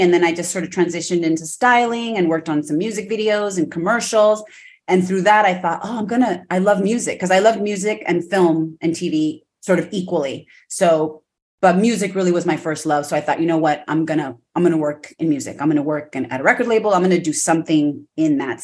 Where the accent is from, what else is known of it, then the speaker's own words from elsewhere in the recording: Los Angeles, California, United States; born and raised in Los Angeles, you know, parents, immigrants from Mexico